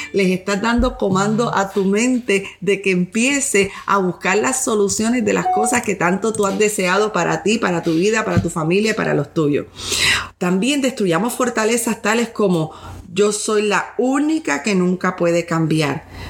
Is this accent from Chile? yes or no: no; Puerto Rico; yo vengo de un país tercer mundo, soy de Puerto Rico